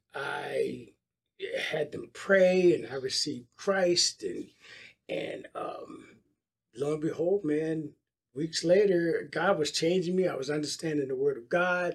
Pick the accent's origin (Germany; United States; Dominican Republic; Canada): United States; Philadelphia, Pennsylvania; now in Dallas, United States; I grew up in Philadelphia